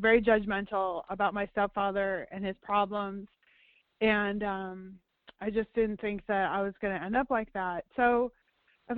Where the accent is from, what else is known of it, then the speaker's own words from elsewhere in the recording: Chicago, Illinois, United States; I grew up outside of Chicago in the suburbs